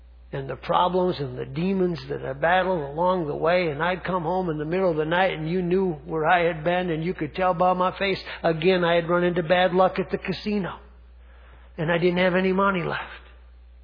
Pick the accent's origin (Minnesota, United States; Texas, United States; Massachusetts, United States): Minnesota, United States; Gaylord; I grew up in Gaylord, Minnesota, small town